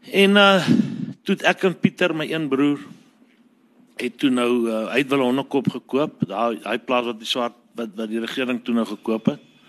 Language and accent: Afrikaans; Parys, Free State, South Africa; ons het in Parys groot geword, eintlik hier by Douwer op 'n plaas